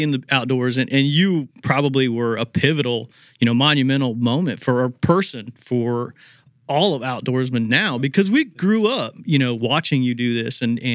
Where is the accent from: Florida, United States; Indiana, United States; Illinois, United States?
Indiana, United States; I grew up in Indiana and pretty very outdoorsy